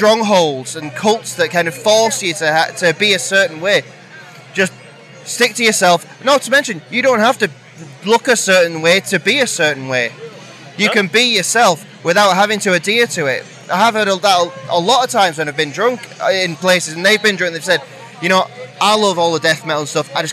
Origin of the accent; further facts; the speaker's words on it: North West England, United Kingdom; I'm from the Northwest, so Bake Up isn't too far away from us.